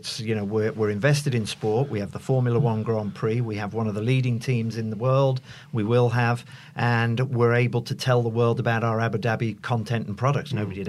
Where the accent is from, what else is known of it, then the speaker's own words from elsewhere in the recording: Ireland; Not to bring, being an Irishman